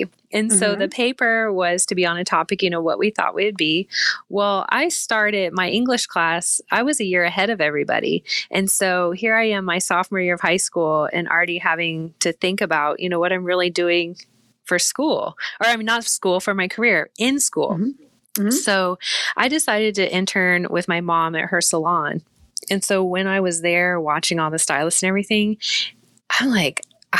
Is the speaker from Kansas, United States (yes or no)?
yes; Manhattan, Kansas, United States; I grew up just outside of Manhattan, Kansas. Never lived anywhere outside of Kansas.